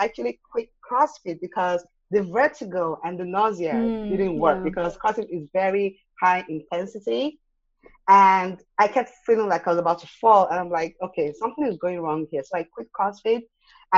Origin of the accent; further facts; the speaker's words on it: Nigeria; moved away as an adult; now in Austin, United States; when I was a kid growing up in Nigeria